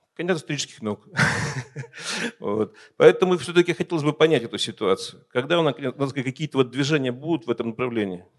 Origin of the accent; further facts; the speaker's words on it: Yekaterinburg, Sverdlovsk Oblast, Russia; я сам с Урала. В общем-то, и не стоит наш город, так сказать, обижать Екатеринбург.